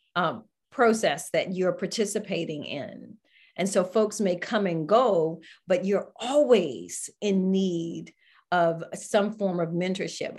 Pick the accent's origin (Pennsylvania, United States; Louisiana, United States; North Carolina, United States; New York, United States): North Carolina, United States; Greensboro; Greensboro, North Carolina